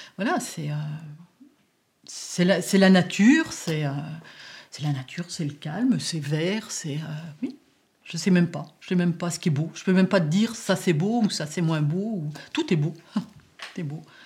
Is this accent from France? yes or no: yes; area of Roussillon-en-Morvan, near Autun, Bourgogne-Franche-Comté, France; quand j'étais petite, on allait à Roussillon. À Roussillon, il y avait tous les commerces.